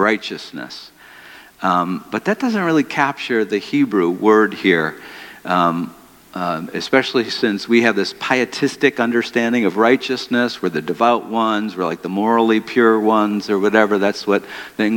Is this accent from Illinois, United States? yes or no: no; Detroit, Michigan, United States; I grew up in Detroit